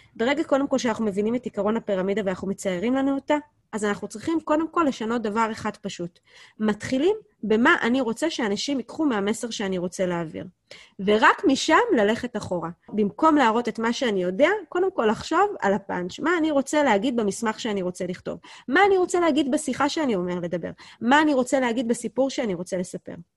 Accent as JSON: {"language": "Hebrew", "country": "Israel", "said": "אנחנו כישראלים"}